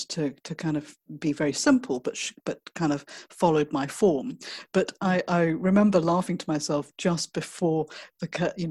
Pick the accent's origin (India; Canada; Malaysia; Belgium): Malaysia; growing up in Malaysia